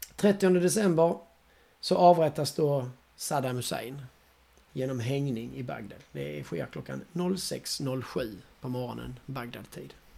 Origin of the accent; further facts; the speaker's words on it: Hässleholm / Kristianstad, Skåne, Sweden; Vi kommer från Hässleholm och Kristianstad